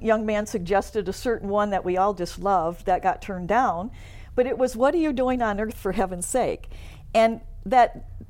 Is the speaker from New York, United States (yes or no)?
no; Vicksburg, Michigan, United States; I grew up in a small town called Vicksburg, which is south of Kalamazoo.